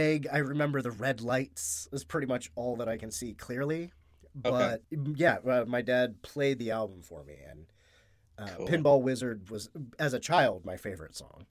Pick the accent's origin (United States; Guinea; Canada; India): United States; as an American